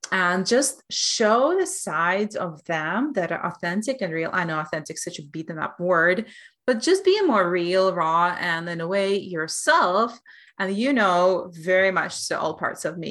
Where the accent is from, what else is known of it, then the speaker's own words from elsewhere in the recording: Belarus; now in upstate New York, United States; I'm from Belarus